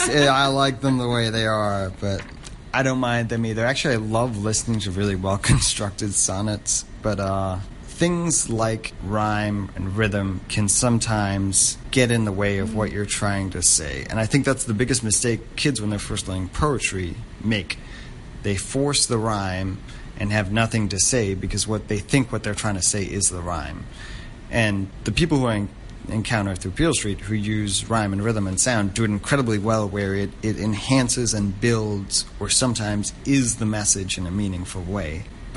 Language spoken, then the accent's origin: English; Hong Kong; It's an interesting thing happens as a third culture kid growing up in Hong Kong, which is that you never really feel too connected to where you're from